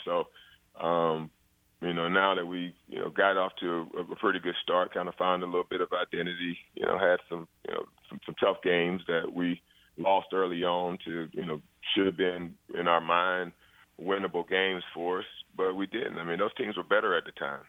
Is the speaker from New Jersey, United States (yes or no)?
no; North Carolina, United States; my home state